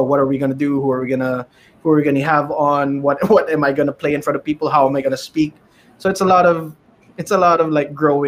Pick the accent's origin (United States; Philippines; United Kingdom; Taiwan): Philippines; especially being a Filipino streamer? So internet, number one. Always the internet.